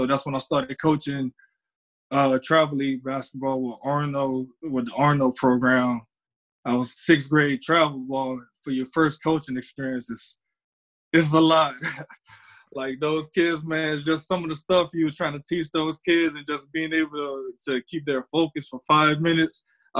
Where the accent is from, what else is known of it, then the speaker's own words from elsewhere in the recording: Thibodaux, Louisiana, United States; moved away as an adult; now in Minnesota, United States; I'm from Louisiana. I was at Thibodaux High.